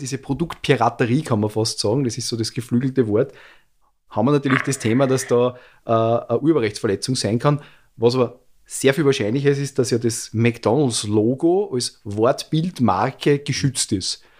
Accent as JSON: {"language": "German", "country": "Austria", "said": "bei uns in Österreich"}